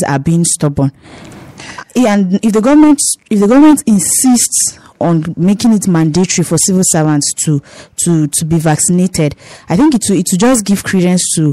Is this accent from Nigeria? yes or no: yes; Nigeria; Nigerians, for long we suffered a lot of things from our leaders.